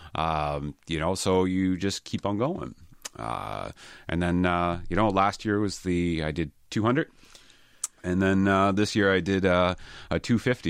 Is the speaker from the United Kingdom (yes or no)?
no; Halifax, Nova Scotia, Canada; I'm born and raised in Halifax, so I've been a Halifax boy my whole life.